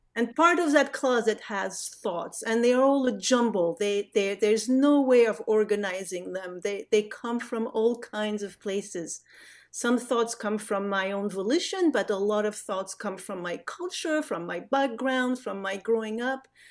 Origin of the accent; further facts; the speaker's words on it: France; English is a second language; moved away as an adult; also born or lived in Casablanca, Morocco; now in United States; My family, um, moved back to France when I was five. So the, the, the, my growing up is really a French growing up.